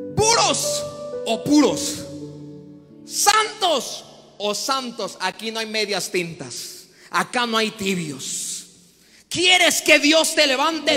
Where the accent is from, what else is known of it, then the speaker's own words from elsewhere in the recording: the coast of Chiapas, Mexico; Yo vengo de la costa de Chiapas